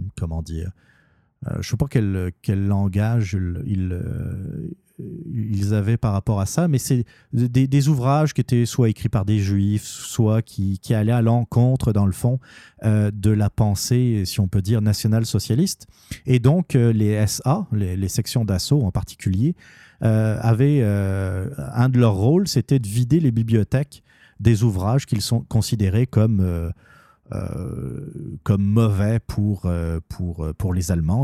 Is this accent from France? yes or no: yes; Normandy, France; je suis normand